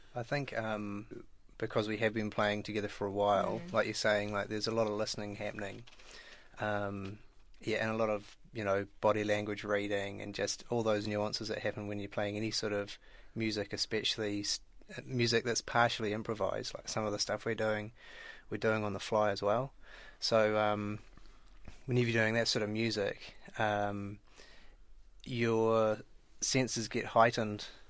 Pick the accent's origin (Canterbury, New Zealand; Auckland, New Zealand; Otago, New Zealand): Otago, New Zealand; Dunedin; now in Wellington, New Zealand; I'm from Dunedin and I live in Wellington